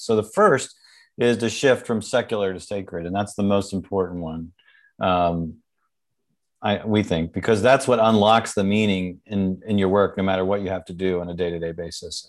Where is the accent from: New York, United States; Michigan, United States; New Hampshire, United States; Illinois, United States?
New York, United States; I'm from New York